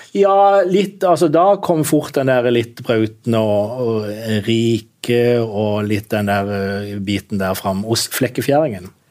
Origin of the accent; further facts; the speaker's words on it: Kristiansand, Agder, Norway; som kristiansander